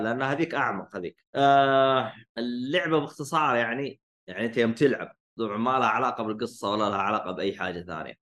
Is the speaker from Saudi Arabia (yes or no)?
yes; Saudi Arabia; عندنا بالسعوديه